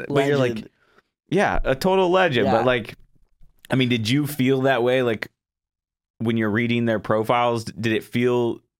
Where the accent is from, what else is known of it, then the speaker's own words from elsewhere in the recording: Florida, United States; moved away; I'm originally from Florida.